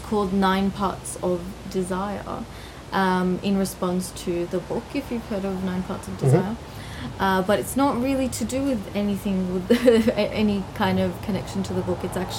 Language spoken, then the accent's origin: English; Australia; Iraqi. Both my parents are Iraqi, but I was born and raised in Australia.